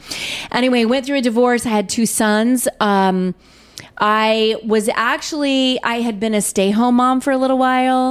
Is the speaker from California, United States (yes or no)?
no; Edmond, Oklahoma, United States; moved away as an adult; now in Missouri, United States; I'm from Edmond, Oklahoma. I came to Missouri to go to college